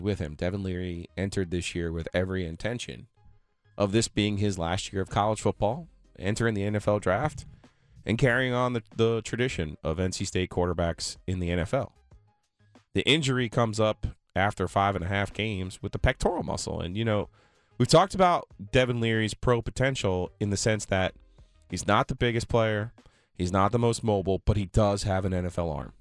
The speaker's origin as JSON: {"language": "English", "region": "New Jersey", "country": "United States", "tie": "born or raised there", "moved": "as an adult", "lives_now": "North Carolina, United States", "said": "I'm from New Jersey"}